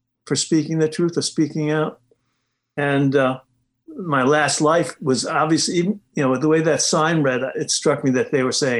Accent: New York City, New York, United States; moved away; also born or lived in Hingham, Massachusetts; I grew up in the Bronx

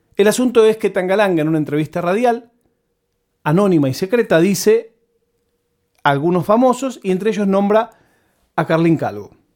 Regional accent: Buenos Aires, Argentina; latiguillos que usamos los porteños

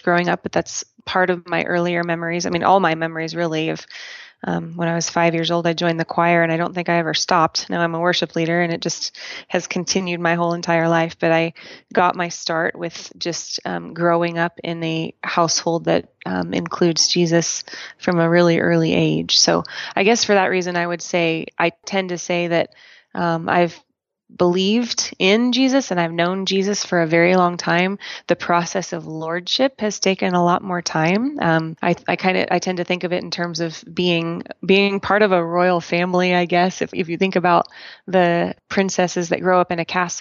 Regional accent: Portland, Oregon, United States; now in Colorado, United States; I am an Oregonian, proud of it, born and raised in Portland, Oregon

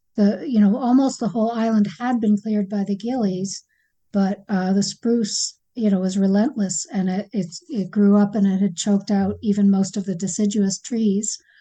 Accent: Acadia, Maine, United States; I grew up hiking in Acadia

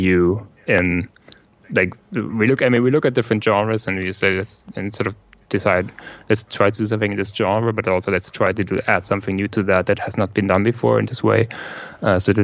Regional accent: Germany; English is a second language; I come from Germany

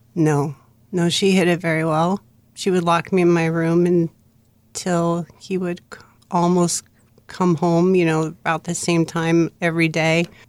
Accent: Bridgeport, Connecticut, United States; I was born in Bridgeport, Connecticut.

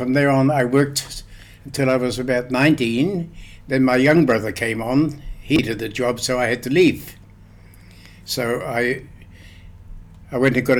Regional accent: Otaki, Wellington, New Zealand; 1929, yes. When I was born, I weighed 10 and a half pounds.

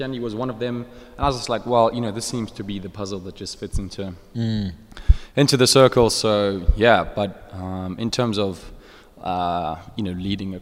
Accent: Centurion, Gauteng, South Africa; now in Midrand, South Africa; I was born in Centurion, funny enough, at Unitas Hospital. But I've been living in Midrand, M-City.

